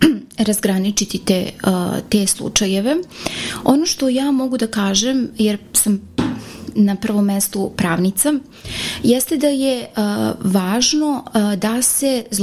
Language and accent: Croatian; Serbia; ovde kod nas u Srbiji